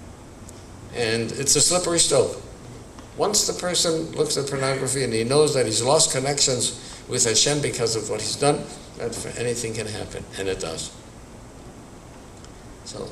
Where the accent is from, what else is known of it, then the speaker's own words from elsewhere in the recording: Milwaukee, Wisconsin, United States; I was born and raised in Milwaukee, Wisconsin in the early 1930s.